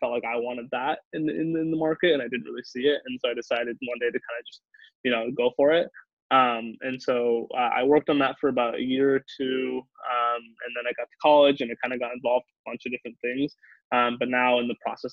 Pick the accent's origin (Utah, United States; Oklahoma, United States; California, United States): California, United States; the Valley; moved away as an adult; also born or lived in Boston; I grew up in the Valley, so I've grown up kind of seeing tech